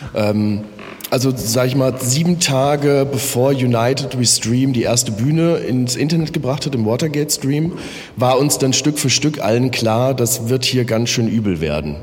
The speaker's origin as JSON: {"language": "German", "town": "Offenbach", "region": "Hesse", "country": "Germany", "tie": "born or raised there", "moved": "as an adult", "lives_now": "Berlin, Germany", "said": "ich komme in der Nähe aus Frankfurt-Main, bin in Offenbach geboren"}